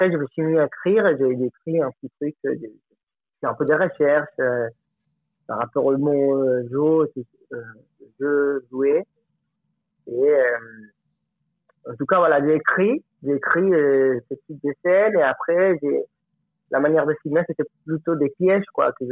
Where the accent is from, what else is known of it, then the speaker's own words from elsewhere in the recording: Colombia; French is a second language; moved away as an adult; also born or lived in Alpes-de-Haute-Provence, France; now in France; j'ai 34 ans et ça fait 10 ans que je suis en France. Je viens de Colombie.